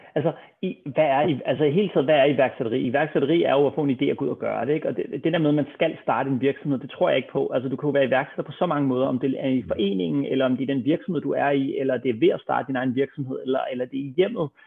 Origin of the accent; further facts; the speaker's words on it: Copenhagen, Capital Region of Denmark, Denmark; lige nede ved busstopstedet på Østerbro, hvor jeg voksede op